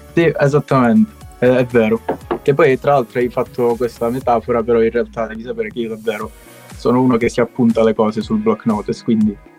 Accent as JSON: {"language": "Italian", "town": "Castrolibero", "region": "Calabria", "country": "Italy", "said": "io sono un cantautore calabrese, come dicevo eh, sono di Castro Libero, piccolo comune in provincia di Cosenza"}